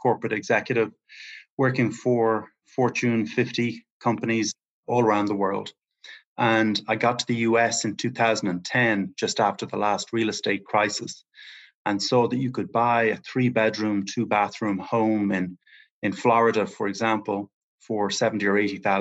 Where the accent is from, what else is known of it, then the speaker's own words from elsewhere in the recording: Ireland; moved away; I'm from Ireland originally, and I'm just over here taking advantage of the remote working opportunities